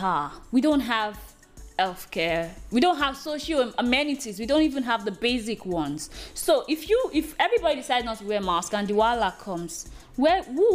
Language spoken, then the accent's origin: English; Nigeria; being a Nigerian? I feel blessed